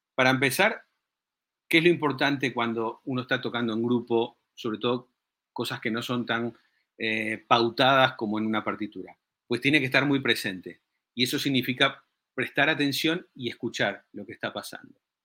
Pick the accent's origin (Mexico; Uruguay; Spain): Uruguay; yo soy uruguayo